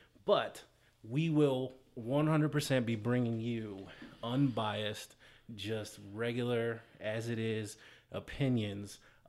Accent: California, United States; also born or lived in between D.C. and Baltimore; now in between Washington D.C. and Baltimore, United States; I'm originally from California, but we currently reside in between D.C. and Baltimore

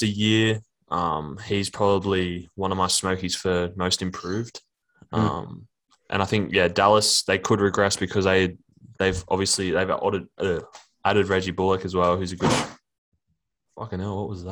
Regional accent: Australia; I'm an Aussie

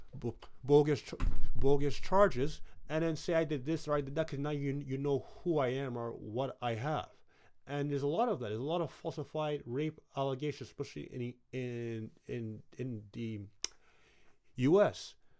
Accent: Brooklyn, New York, United States; Brooklyn's my hometown

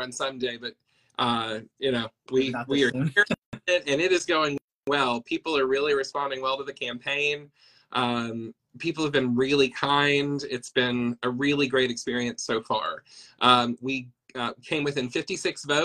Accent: Fentress County, north of Cookeville, Tennessee, United States; moved away as an adult; now in Nashville, United States; I grew up in Fentress County, north of Cookeville, and I've been in Nashville ever since I was in my early 20s.

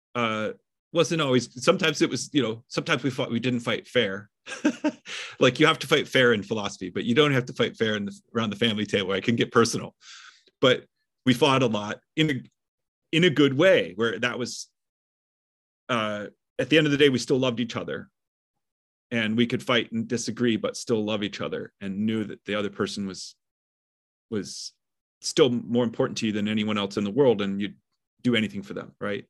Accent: Midwest, United States; I grew up in the Midwest

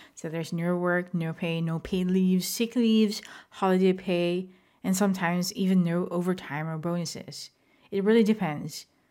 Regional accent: Philippines; moved away; I am not based in the Philippines as of the moment, but I am a Filipino

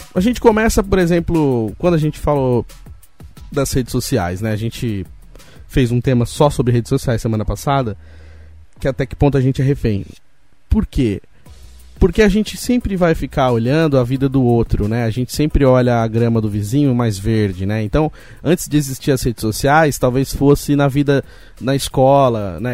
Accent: Roseira, São Paulo, Brazil; Eu, eu nasci em São Paulo, mas fui criado em Roseira. Então fiquei muito tempo aqui em Roseira, até os meus 17 anos

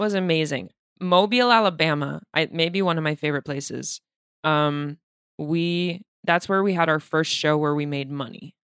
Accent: Moscow, Russia; moved away; I'm from Moscow

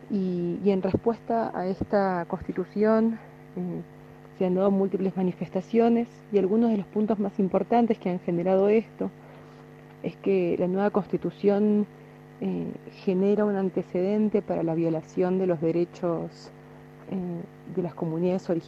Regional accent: Jujuy, Argentina; trabajo en investigación, en etnobotánica, en, la provincia de Jujuy, de donde soy y vivo en Tilcara

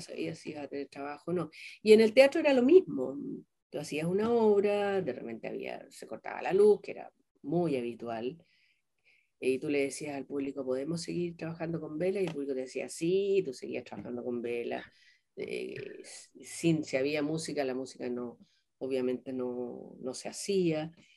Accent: southern Chile, Chile; moved away as an adult; also born or lived in Peru / Colombia; yo vengo de Chile, del sur de Chile, vengo representando a la mujer chilena

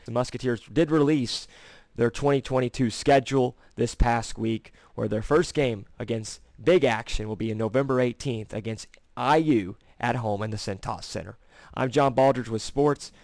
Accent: Cincinnati, Ohio, United States; my hometown Bengals

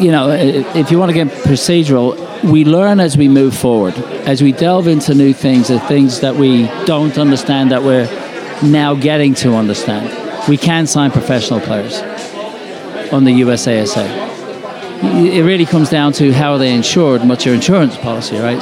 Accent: England, United Kingdom; now in United States; when I was growing up in England

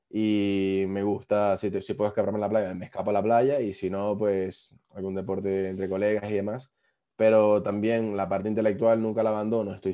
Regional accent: Venezuela; moved away as an adult; Yo salí de Venezuela, yo había estudiado un año ingeniería informática.

